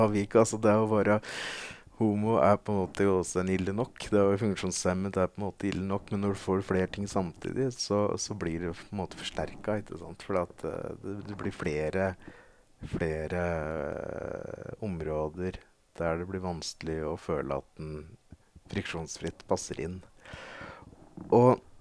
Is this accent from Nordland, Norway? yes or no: no; Veldre, Innlandet, Norway; moved away as an adult; now in Oslo, Norway; Jeg flytta fra Veldre ikke lenge etter.